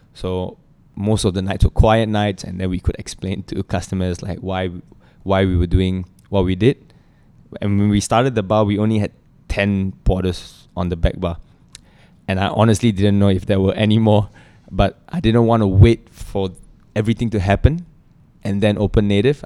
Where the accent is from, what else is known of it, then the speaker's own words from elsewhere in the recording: Singapore; as a Singaporean